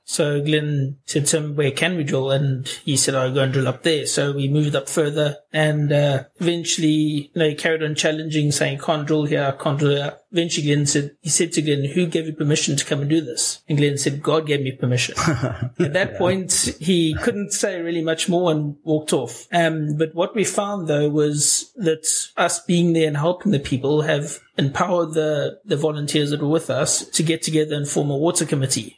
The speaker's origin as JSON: {"language": "English", "country": "South Africa", "said": "I'm from South Africa."}